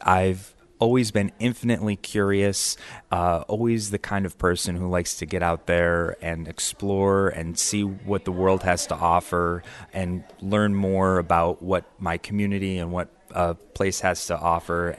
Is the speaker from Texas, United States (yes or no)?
no; Camillus, New York, United States; now in Geneva, United States; I grew up in Camillus